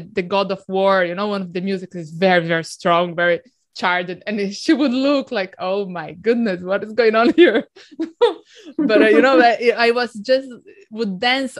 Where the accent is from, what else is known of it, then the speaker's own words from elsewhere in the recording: Brazil; moved away; I grew up in Brazil